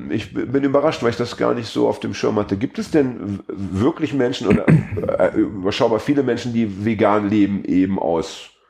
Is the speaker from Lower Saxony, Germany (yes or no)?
yes; Braunschweig, Lower Saxony, Germany; komme ich aus Braunschweig